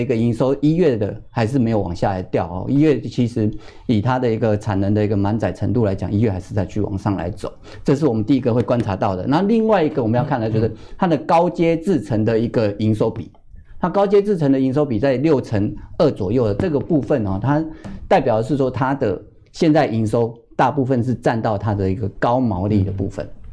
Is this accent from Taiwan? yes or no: yes; Taiwan; 这是我们台积电的优势，也是我们台湾人的一个嗯。勤恳卖力的地方